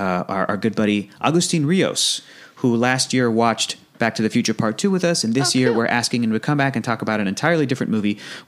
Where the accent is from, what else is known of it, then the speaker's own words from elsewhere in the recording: Australia; accent: Australian; Oi, are you calling out my Australian accent?